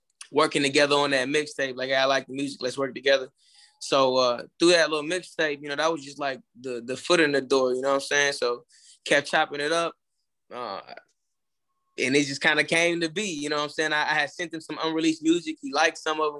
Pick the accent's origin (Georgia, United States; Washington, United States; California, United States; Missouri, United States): Georgia, United States; Atlanta; moved away as an adult; now in Houston, United States; I'm in Texas. I'm located in Texas. I'm from Atlanta originally